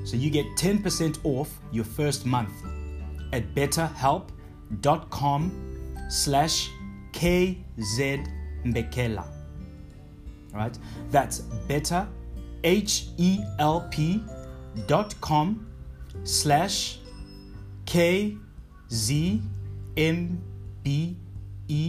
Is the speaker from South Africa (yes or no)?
yes; South Africa; I am a South African black man of color